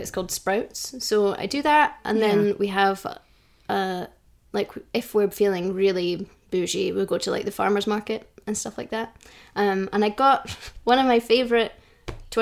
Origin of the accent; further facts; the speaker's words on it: Stirling, Scotland, United Kingdom; also born or lived in Dunblane / Thornhill / Glasgow; I grew up in and around Stirling. So I lived in Dunblane for a bit, and then in the countryside, a place called Thornhill, until I moved to Glasgow for university.